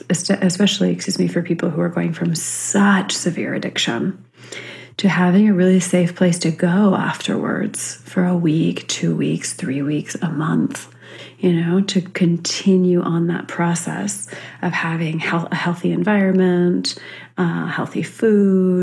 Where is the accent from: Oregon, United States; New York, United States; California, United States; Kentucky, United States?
California, United States; Central; I was growing up in Central California, very conservative area